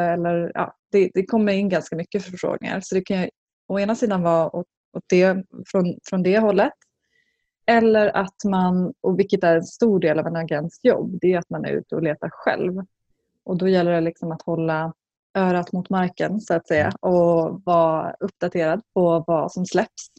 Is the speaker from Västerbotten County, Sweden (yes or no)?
no; Skinnskatteberg, Västmanland, Sweden; en by som heter Skinnskatteberg i Bergslagen. Jag kommer därifrån